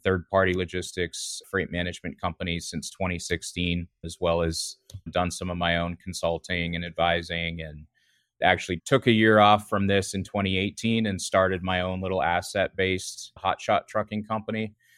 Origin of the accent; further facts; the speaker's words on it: near Vancouver, British Columbia, Canada; moved away as an adult; now in North Carolina, United States; I actually grew up in Western Canada, close to Vancouver in, in British Columbia